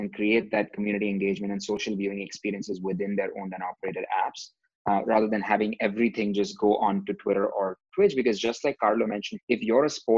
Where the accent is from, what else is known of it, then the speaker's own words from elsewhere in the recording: India; moved away; growing up in India